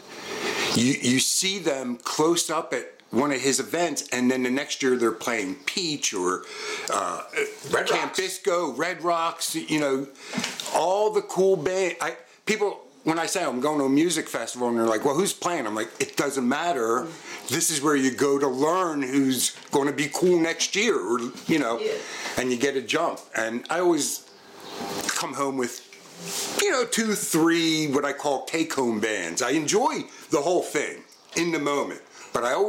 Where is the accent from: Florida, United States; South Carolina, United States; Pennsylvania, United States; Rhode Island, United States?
Pennsylvania, United States; Collegeville; where are you from? And I'd say, Collegeville